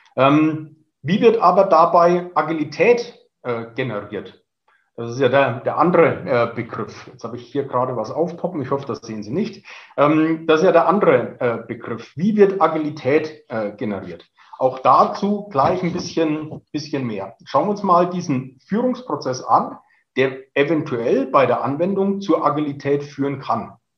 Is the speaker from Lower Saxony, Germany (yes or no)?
no; Franconia, Bavaria, Germany; accent: Franconian; moved away as an adult; now in Munich, Germany; Sie hören es am Zungenschlag. Ich bin gebürtiger Franke, äh, sitze aber seit äh, über 20 Jahren hier in München fest